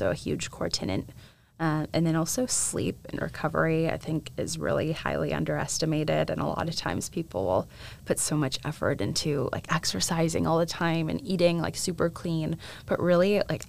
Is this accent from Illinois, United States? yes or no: yes; St. Charles, Illinois, United States; moved away as an adult; now in Nashville, United States; I grew up outside of Chicago in a suburb called St. Charles